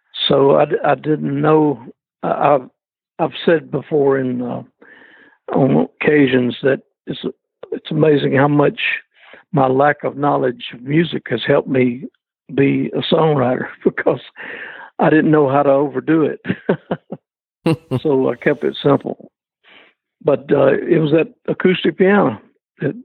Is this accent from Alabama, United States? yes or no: yes; Athens, Alabama, United States; moved away as an adult; I was raised in Athens, Alabama.